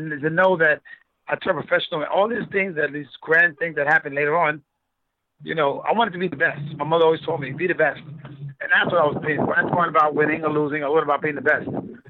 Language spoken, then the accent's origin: English; New York City, New York, United States; also born or lived in Brooklyn, New York / Long Island, New York; now in Las Vegas, United States; I'm from New York City, so I was born in Brooklyn. I was raised in Queens. So I was in both parts. We had a great time. I moved here. I moved to Vegas from Long Island. I lived in Long Island.